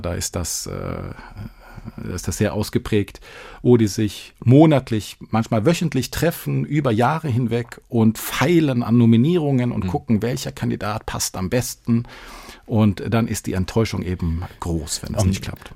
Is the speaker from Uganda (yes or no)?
no; Sweden; now in Düsseldorf, Germany; als Schwede